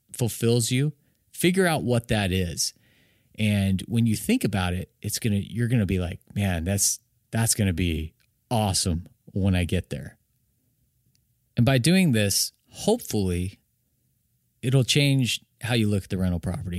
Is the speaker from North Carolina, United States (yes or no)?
no; Arizona, United States; I'm from Arizona, love all the teams